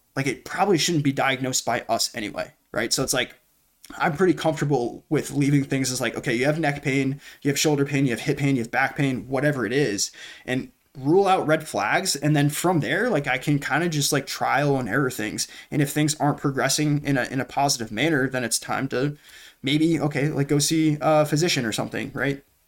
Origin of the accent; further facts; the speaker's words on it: New Hampshire, United States; born and raised in New Hampshire